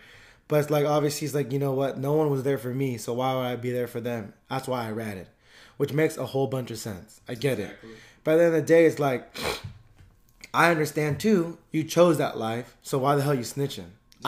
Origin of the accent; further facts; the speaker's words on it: California, United States; But it's tough because I feel like growing up in the Bay Area, you can still see.